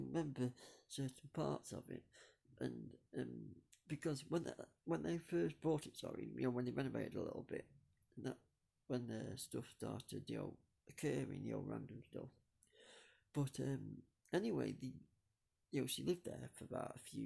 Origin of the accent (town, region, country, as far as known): Buxton, East Midlands, United Kingdom; born or raised there